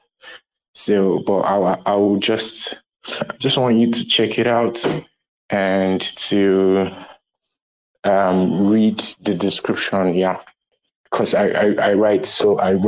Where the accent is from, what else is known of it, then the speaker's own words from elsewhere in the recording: Nigeria; I'm a photographer from Nigeria